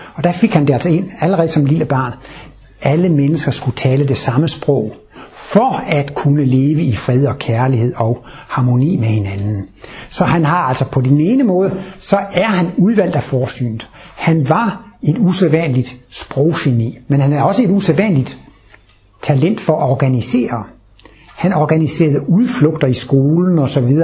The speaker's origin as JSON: {"language": "Danish", "country": "Denmark", "tie": "born or raised there", "said": "Jeg er født i Jylland i Danmark. Der hedder man ikke …, der hedder man …"}